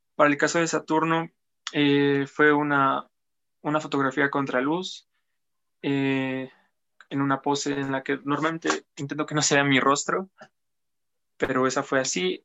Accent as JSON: {"language": "Spanish", "town": "Apizaco", "region": "Tlaxcala", "country": "Mexico", "tie": "born or raised there", "also_born_or_lived": "Huamantla", "said": "Llevo prácticamente toda mi vida viviendo aquí en Apizaco"}